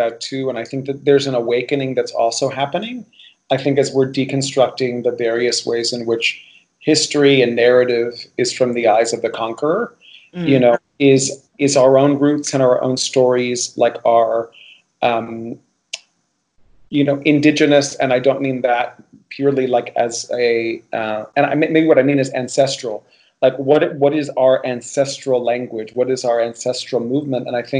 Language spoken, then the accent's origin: English; Miami, Florida, United States; And I do feel like one of the privileges of growing up in Miami, for me, as somebody who's Cuban and also has Spanish origin